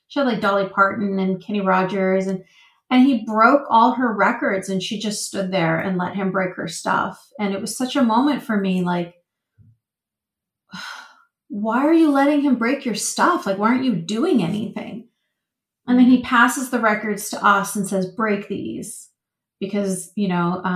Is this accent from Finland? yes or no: no; Vancouver, British Columbia, Canada; I was born and raised in Vancouver, Canada